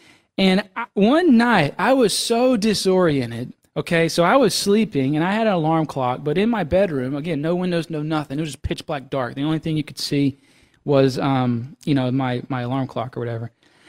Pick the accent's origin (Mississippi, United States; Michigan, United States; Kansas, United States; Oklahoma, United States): Mississippi, United States; You know, it's a whole, you know, I'm from Mississippi, so it's a whole continent away.